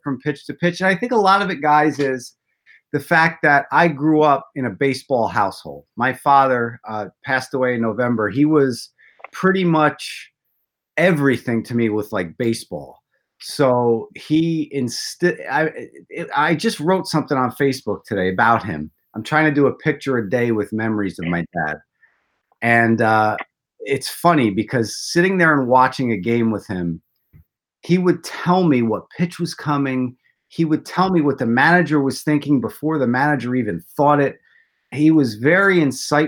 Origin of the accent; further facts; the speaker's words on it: South River, New Jersey, United States; my hometown of South River, New Jersey